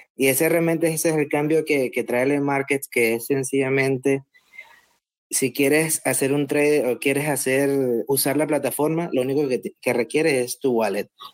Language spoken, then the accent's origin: Spanish; Venezuela; moved away; also born or lived in Dubai; soy un Bitcoiner venezolano anónimo